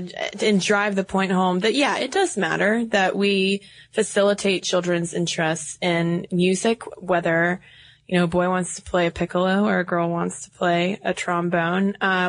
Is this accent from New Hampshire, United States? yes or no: yes; New Hampshire, United States; We're from New Hampshire.